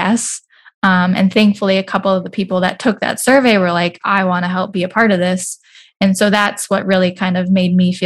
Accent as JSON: {"language": "English", "town": "Bismarck", "region": "North Dakota", "country": "United States", "tie": "born or raised there", "also_born_or_lived": "Minneapolis, Minnesota", "said": "my background is I grew up in Bismarck, but then I went to the Twin Cities for college"}